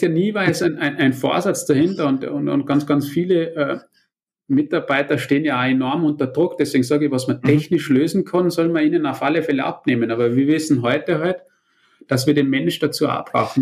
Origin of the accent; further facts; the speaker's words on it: Austria; ich bin ja Österreicher mit deutschen Wurzeln